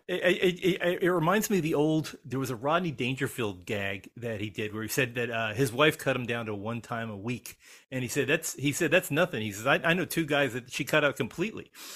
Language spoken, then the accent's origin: English; Elizabeth, New Jersey, United States; my hometown of Elizabeth, New Jersey